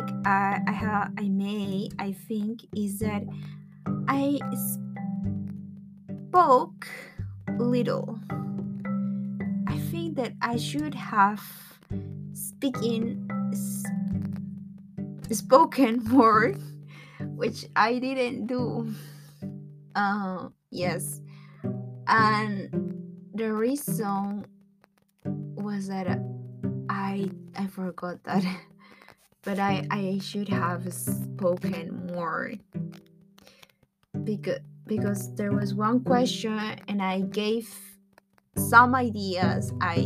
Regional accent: Lima, Peru; English is a second language; I'm from Peru. I'm from Lima, Peru.

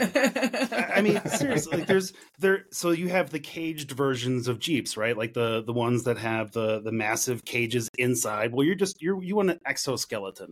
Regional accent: Chicago, Illinois, United States; moved away; I grew up in Chicago

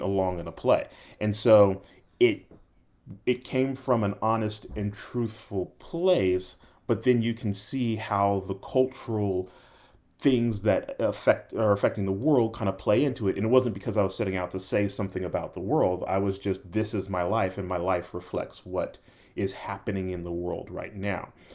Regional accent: Los Angeles, California, United States; moved away; also born or lived in Tulsa, Oklahoma / Atlanta; I was born and raised in Los Angeles, then moved to Tulsa for two years and then came to Atlanta

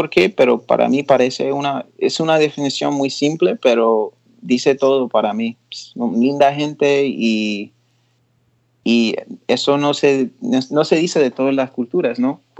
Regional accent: Puerto Rico; sí, y cuando estoy en la isla, depende de la persona, pero sí, soy boricua.

